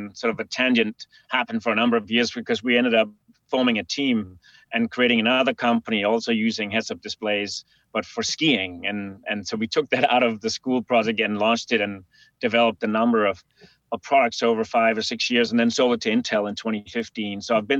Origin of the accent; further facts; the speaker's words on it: Denmark; a river crossing in my hometown in Denmark